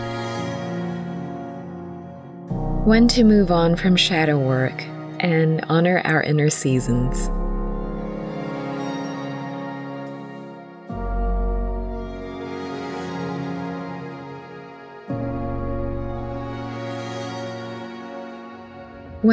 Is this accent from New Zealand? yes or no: yes; New Zealand; also born or lived in Philippines; As a Filipino Kiwi